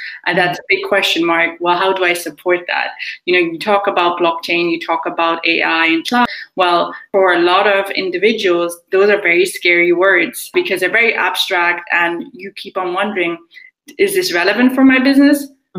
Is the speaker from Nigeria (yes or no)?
yes; Nigeria; also born or lived in Germany; I spent some time in America, some time in Ireland. I'm originally Nigerian, also German, so hence why my accent is a bit funny, I'm guessing, in terms of being non-placeable a lot of the times.